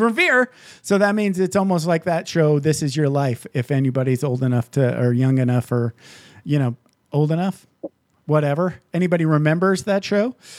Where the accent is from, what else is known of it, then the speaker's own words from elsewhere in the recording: Michigan, United States; now in Las Vegas, United States; I grew up in Michigan